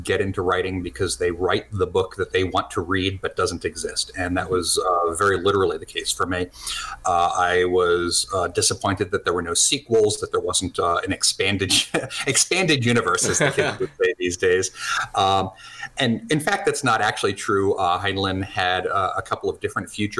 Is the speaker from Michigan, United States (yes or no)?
no; New Jersey, United States; now in New Hampshire, United States; I'm an American. I grew up in New Jersey and bouncing around a few other states